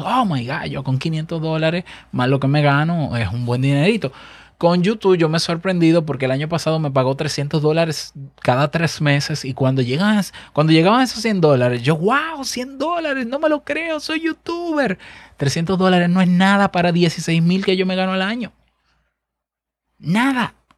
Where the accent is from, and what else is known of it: Dominican Republic